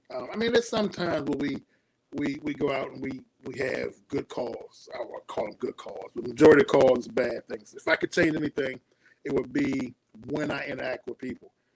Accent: Suitland, Maryland, United States; also born or lived in Washington, D.C.; born and raised in D.C. Moved when we was kids, maybe about six. I think I was six years old. Moved to a suburb right outside of D.C. called Suitland, Maryland.

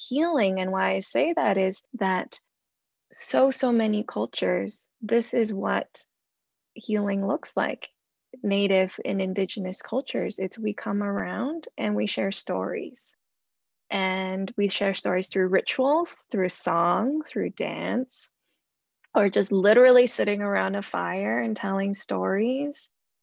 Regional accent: Hong Kong; growing up, being born and growing up in Hong Kong

